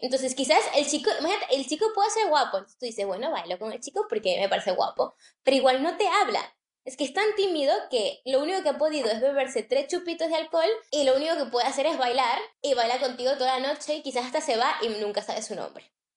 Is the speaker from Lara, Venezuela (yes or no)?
no; Caracas, Capital District, Venezuela; moved away; nosotros somos de Caracas